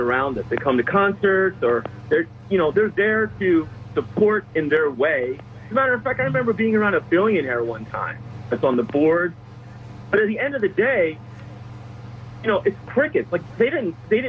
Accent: Philadelphia, Pennsylvania, United States; I grew up in Philadelphia in a row house

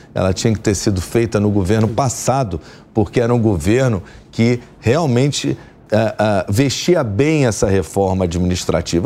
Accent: Rio de Janeiro, Brazil; sou do Rio de Janeiro

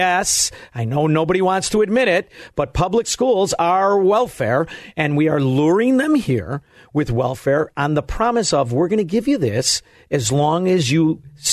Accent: Melrose Park, Illinois, United States; I'm actually from Melrose Park

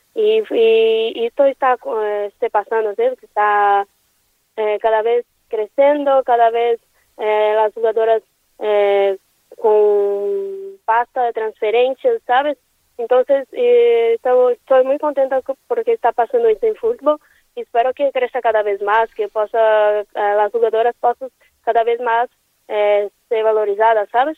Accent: Brazil; Spanish is a second language; moved away as an adult; now in Valencia, Spain; como brasileña

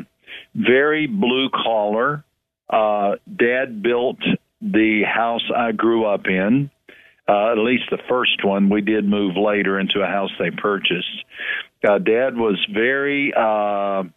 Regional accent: West Texas, United States; moved away as an adult; also born or lived in Brazil; now in San Antonio, United States; I grew up in West Texas

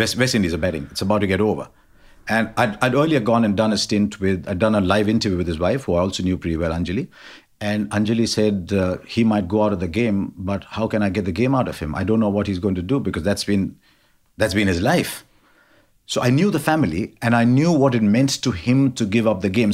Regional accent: India; I'm Indian

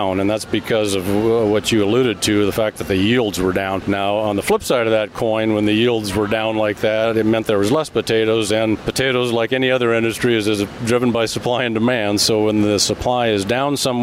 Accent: Idaho, United States; I'm from Idaho, and of course Idaho has kind of the right climate and geography

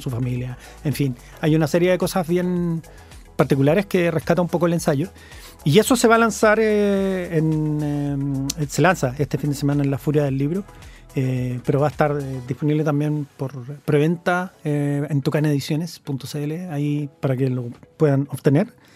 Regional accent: Santiago, Santiago Metropolitan Region, Chile; yo soy santiaguino.

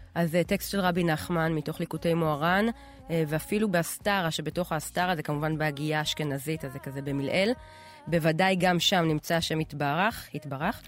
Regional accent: Israel; אני בתור ישראלית, את יודעת, דור, לא יודעת מה, רביעי לאנשים שחיים פה

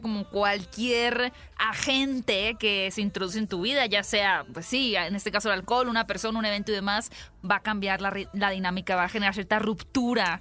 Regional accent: Hermosillo, Sonora, Mexico; yo soy de Hermosillo

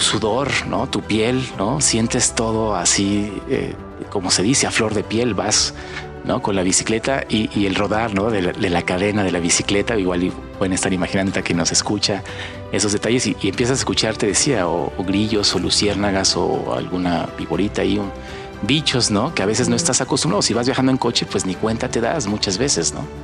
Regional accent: Mexico; visitamos como mexicanos

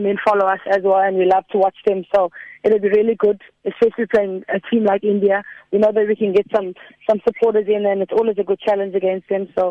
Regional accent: South Africa; our country

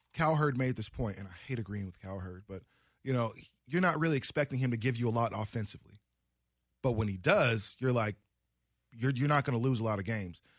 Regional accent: Oregon, United States; moved away; also born or lived in Las Vegas; I'm sitting there from Oregon

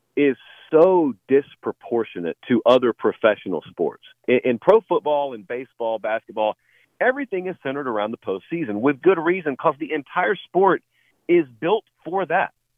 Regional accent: rural Georgia, United States; moved away; I grew up in rural Georgia

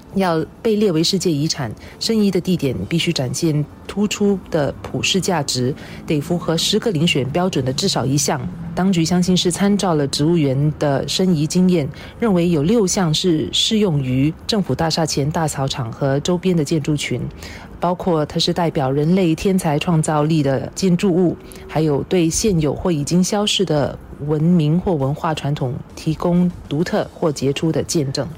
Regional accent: Singapore; 我们作为新加坡人对于自己的国家身份的自信和认同

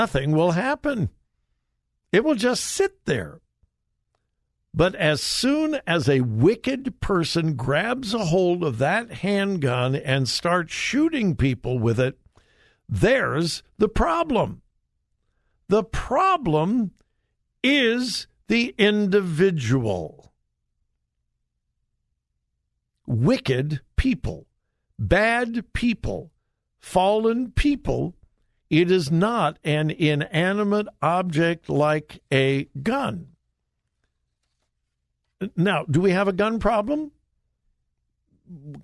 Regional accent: Los Angeles, California, United States; also born or lived in Missouri; now in Columbus, United States; I grew up in Southern California.

